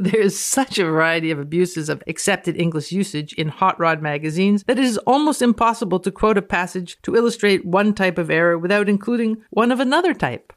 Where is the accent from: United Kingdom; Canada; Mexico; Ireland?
Canada; I'm speaking as a Canadian.